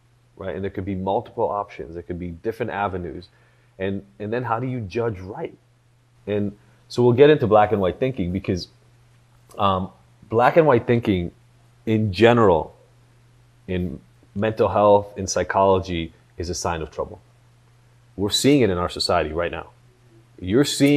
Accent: Israel; moved away; I grew up in Israel

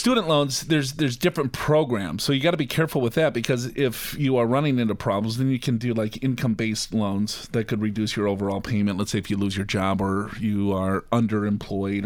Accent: Minneapolis, Minnesota, United States; I'm from Minneapolis

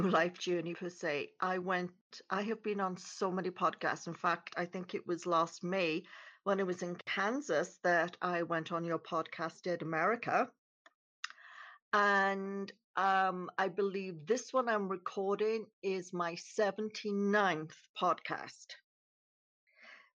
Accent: Wales, United Kingdom; moved away as an adult; now in Canada; originally I was born in Wales in the United Kingdom. I became a nurse. I moved to Canada in 1987 and I've lived here ever since

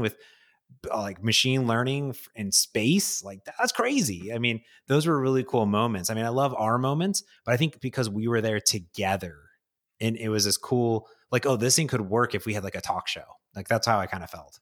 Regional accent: Midwest, United States; I grew up in the Midwest

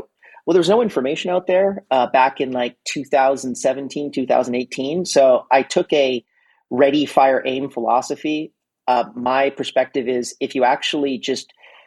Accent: Montreal, Quebec, Canada; Montreal, Canada, which is my hometown

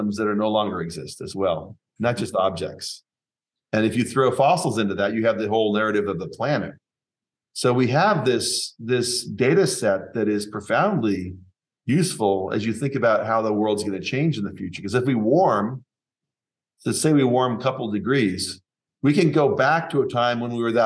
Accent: Seattle, Washington, United States; I grew up in Seattle

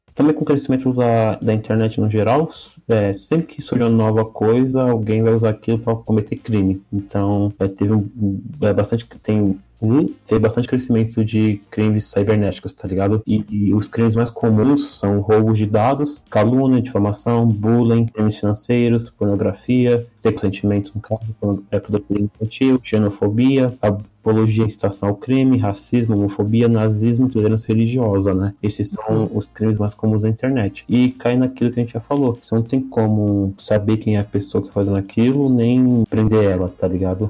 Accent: Northeast Region, Brazil; eu sou nordestino

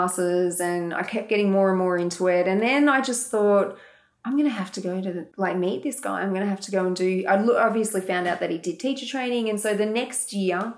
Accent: Morwell, Victoria, Australia; moved away as an adult; also born or lived in Dubai; now in Melbourne, Australia; I grew up in Latrobe Valley, actually. So Morwell, I spent the first 19 years of my life there. And then I came to Melbourne

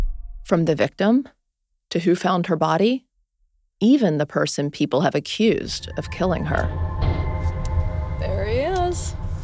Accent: Greenville, Mississippi, United States; moved away; So I've been back in my hometown, Greenville, Mississippi.

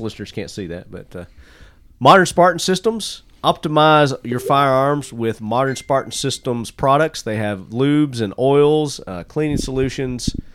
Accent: Murfreesboro, Tennessee, United States; my hometown here, Murfreesboro

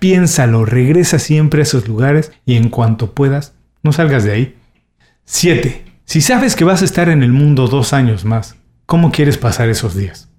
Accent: Mexico; soy mexicano Viví los años 80 en México

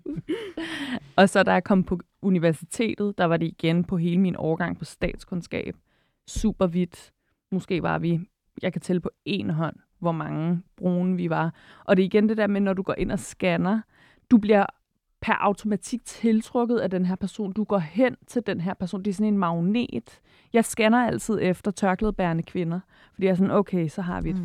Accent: Albertslund, Capital Region of Denmark, Denmark; jeg er vokset op i Alberslund, som jo er Vestegnen

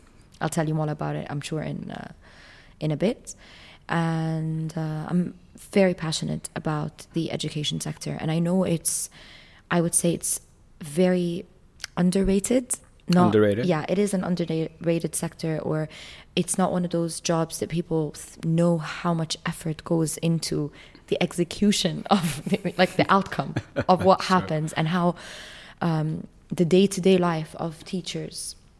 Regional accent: Jordan; back in my hometown in Jordan

